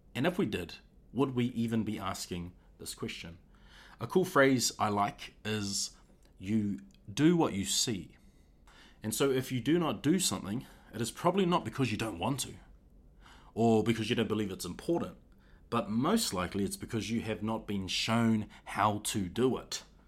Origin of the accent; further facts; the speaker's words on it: Auckland, New Zealand; I'm from Auckland